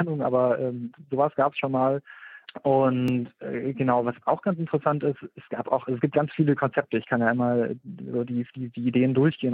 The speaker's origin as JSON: {"language": "German", "country": "Germany", "said": "bei uns in Deutschland"}